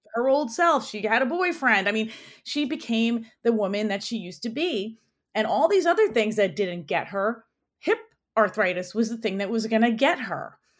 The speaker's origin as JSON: {"language": "English", "town": "New York City", "region": "New York", "country": "United States", "tie": "born or raised there", "said": "I grew up in New York, so I'm a native New Yorker. I was born in Queens at a county hospital"}